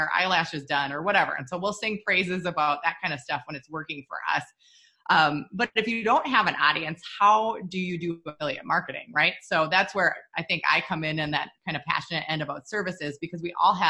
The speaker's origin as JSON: {"language": "English", "region": "Minnesota", "country": "United States", "said": "We're from Minnesota, so we're total like snowbirds"}